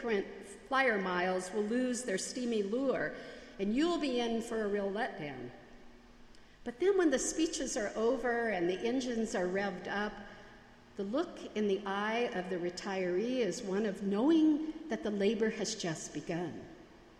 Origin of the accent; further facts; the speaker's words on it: United States; accent: Yankee; my Yankee accent